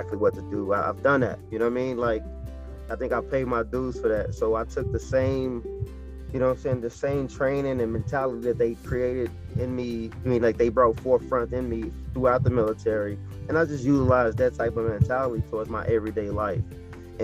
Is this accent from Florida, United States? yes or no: no; Chicago, Illinois, United States; I was born Chicago, Illinois